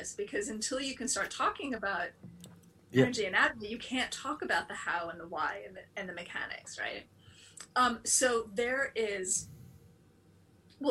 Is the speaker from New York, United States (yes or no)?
yes; New York City, New York, United States; moved away as an adult; also born or lived in London; now in near San Francisco, United States; I was raised in Manhattan